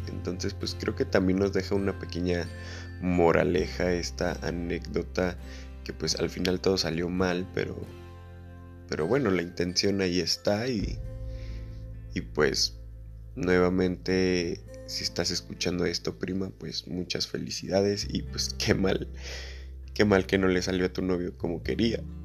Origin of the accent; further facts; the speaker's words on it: Mexico; todos los que somos de México